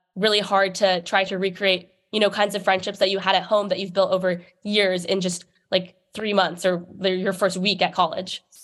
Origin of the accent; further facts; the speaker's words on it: New York City, New York, United States; moved away as an adult; I grew up in New York City